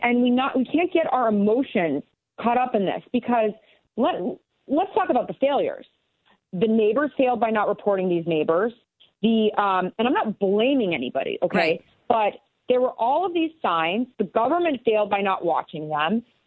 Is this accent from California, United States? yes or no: no; La Junta, Colorado, United States; also born or lived in Rocky Ford, Colorado; in the middle of nowhere in southeastern Colorado, in La Junta, Colorado